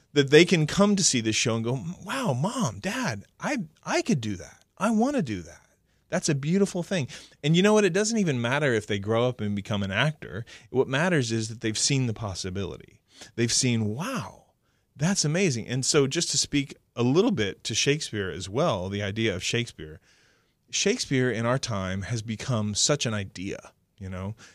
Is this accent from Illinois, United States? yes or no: no; Oklahoma, United States; I grew up in a time in the seventies in Oklahoma